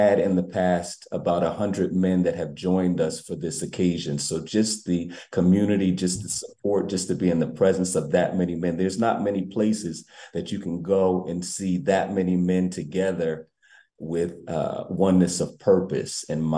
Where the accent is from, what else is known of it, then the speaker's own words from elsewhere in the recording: New Haven, Connecticut, United States; I am a homegrown New Havenite. I grew up in the New Hopeville area